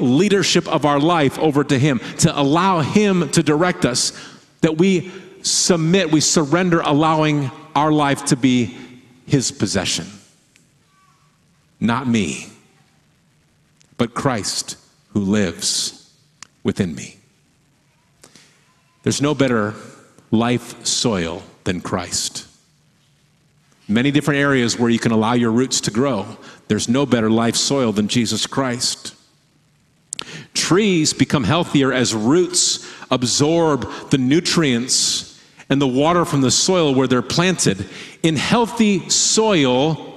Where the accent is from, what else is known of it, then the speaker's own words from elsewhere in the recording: Michigan, United States; moved away as an adult; now in Oregon, United States; the state where we grew up in Michigan